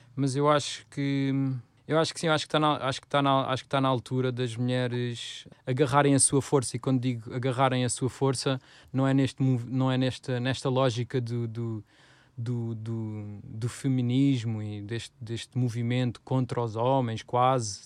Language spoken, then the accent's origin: Portuguese; Odivelas, Lisbon, Portugal; foi um sítio onde nós crescemos, em Odivelas